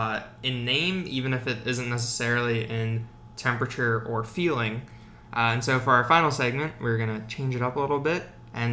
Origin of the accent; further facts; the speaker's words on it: outside of Baltimore, Maryland, United States; I grew up outside of Baltimore.